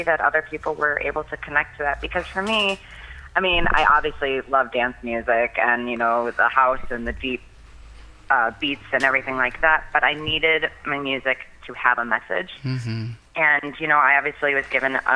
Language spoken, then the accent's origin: English; Wisconsin, United States; I'm born and raised in Wisconsin